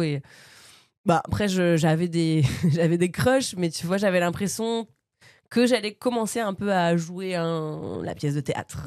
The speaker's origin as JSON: {"language": "French", "town": "Bernay", "region": "Normandy", "country": "France", "tie": "born or raised there", "also_born_or_lived": "Paris region", "moved": "as an adult", "lives_now": "Paris, France", "said": "à Bernay, donc là où j'ai grandi dans l'heure, en Normandie. Et voilà, en fait, non, j'arrivais, en fait, je suis née en région parisienne. Je suis arrivée à Bernay, donc euh, ouais, je sais pas, 4 ans."}